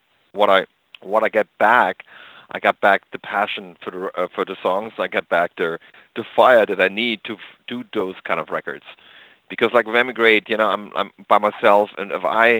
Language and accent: English; East Germany, Germany; moved away; also born or lived in America; I grew up in East Germany.